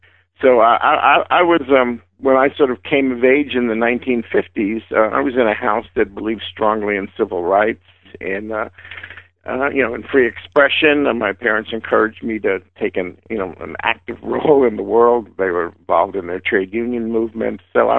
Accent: New York City, New York, United States; moved away; also born or lived in Sacramento; I'm from the Bronx, New York.

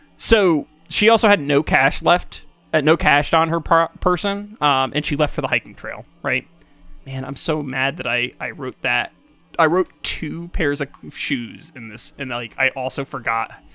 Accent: Kingston, New York, United States; I grew up in Kingston initially

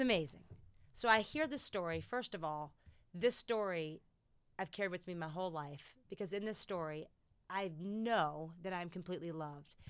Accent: United States; being fiercely American

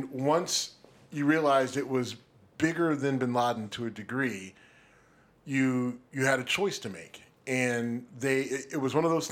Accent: Youngstown, Ohio, United States; moved away; I was home in my hometown of Youngstown

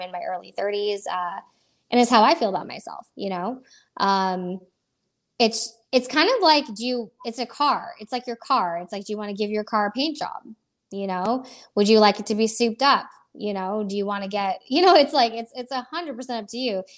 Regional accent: Florida, United States; also born or lived in Iowa; I was born in Iowa, of all places. Um, I have been uh, I've been in Florida since I was a young kid, so I grew up here

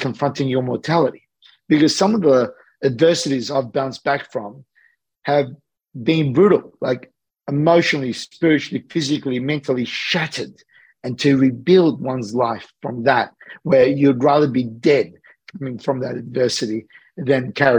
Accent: Australia; I'm an Australian guy that's living between Sydney and LA.

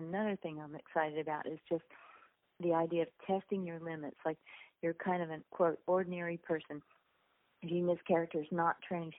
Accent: South Texas, United States; I grew up on the Mexican border in South Texas, and I used to jump out the balcony of our farmhouse, swim across the river, and enter Mexico illegally, and then swim back.

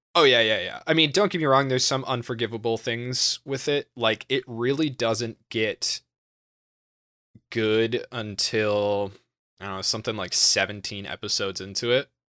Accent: United States; I'm American

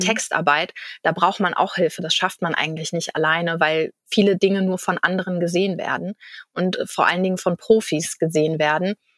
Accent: Kiel, Schleswig-Holstein, Germany; ich komme aus Kiel in Schleswig-Holstein

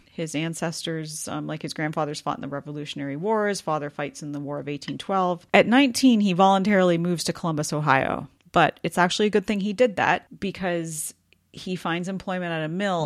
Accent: Goderich, Ontario, Canada; my hometown of Goderich

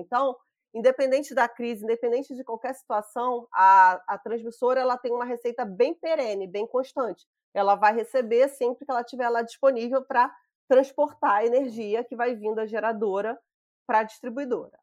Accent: Rio de Janeiro, Brazil; eu sou aqui do Rio, eu trabalhava na distribuição do Rio

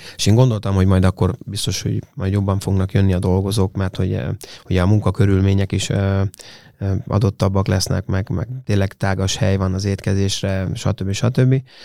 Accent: Hungary; mi magyarok vagyunk, és szeretünk itthon élni

